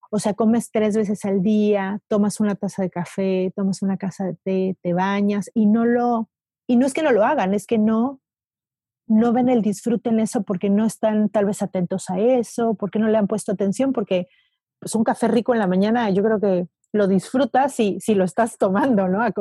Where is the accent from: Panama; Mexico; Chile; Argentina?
Mexico; Mexico City; y más nosotros que venimos de la Ciudad de México